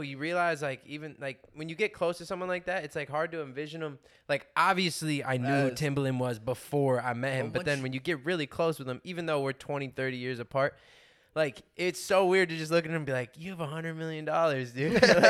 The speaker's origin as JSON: {"language": "English", "town": "Omaha", "region": "Nebraska", "country": "United States", "said": "we're from Omaha, Nebraska."}